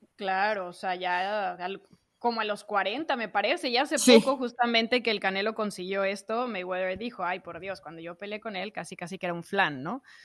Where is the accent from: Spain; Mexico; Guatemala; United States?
Mexico